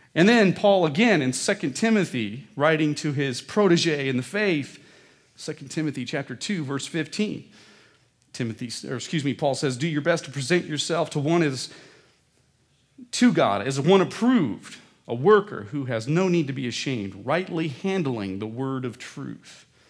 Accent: Midwest, United States; I was growing up in the Midwest

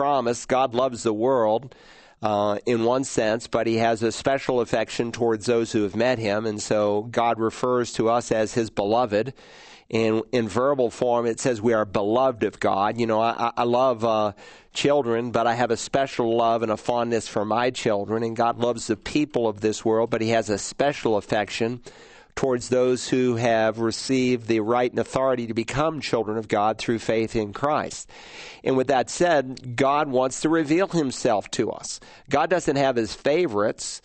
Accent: Worcester, Massachusetts, United States; moved away; also born or lived in Lowell, Massachusetts; Born in Lowell, but moved to Worcester when I was 2 weeks old, and spent a good portion of my early years there.

